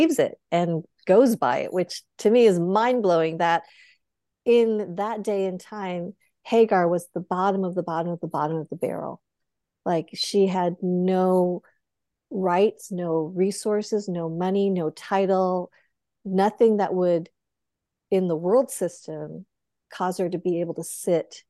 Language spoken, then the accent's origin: English; Boulder, Colorado, United States; I grew up in Boulder, Colorado, one of a handful of Asian Americans